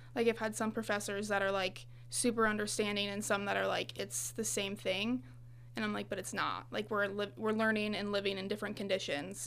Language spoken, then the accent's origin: English; Farmington, Illinois, United States; moved away as an adult; now in Monmouth, United States; I'm from the Farmington area, which is, like, about an hour away